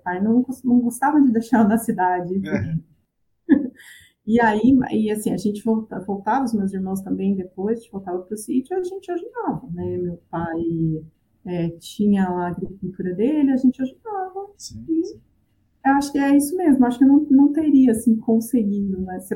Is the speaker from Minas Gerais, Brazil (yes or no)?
no; Apiaí, São Paulo, Brazil; moved away as an adult; also born or lived in Paraná; Eu cresci na zona rural do município de Apiaí, que é interior de São Paulo